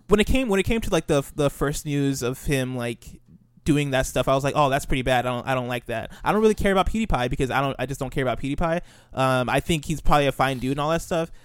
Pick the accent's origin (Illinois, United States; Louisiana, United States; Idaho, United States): Illinois, United States; I grew up in Illinois